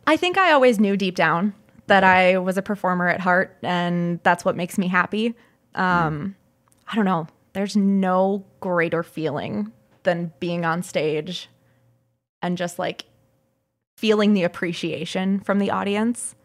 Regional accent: St. Peter, Minnesota, United States; also born or lived in Duluth, Minnesota; I'm originally from St. Peter. I went to college up in Duluth and I moved

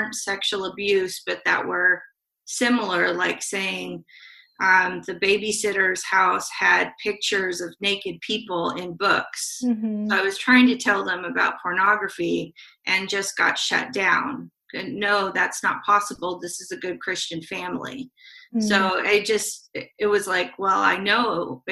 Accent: Salem, Oregon, United States; also born or lived in Portland, Oregon; I was born in Salem and grew up between Salem and an outskirt of Portland

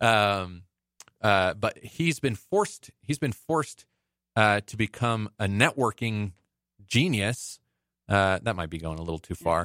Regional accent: Las Vegas, Nevada, United States; I grew up in Vegas

